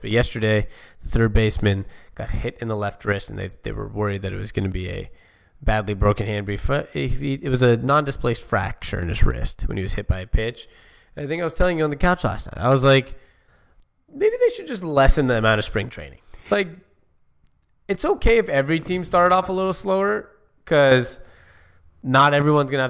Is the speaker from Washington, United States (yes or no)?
yes; Seattle, Washington, United States; I'm from Seattle